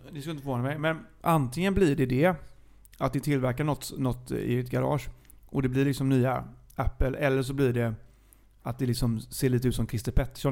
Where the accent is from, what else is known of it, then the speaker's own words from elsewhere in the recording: Gothenburg, Västra Götaland, Sweden; jag är från Gbg